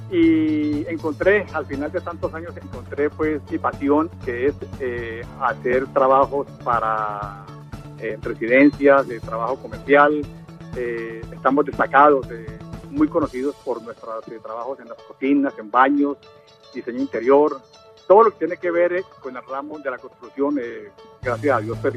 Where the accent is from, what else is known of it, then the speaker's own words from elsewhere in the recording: Cali, Valle del Cauca, Colombia; now in United States; volviendo pues a, a, a mis raíces, yo vengo de Cali, llegué a Estados Unidos hace ya casi 40 años, soy arquitecto, de la Universidad del Valle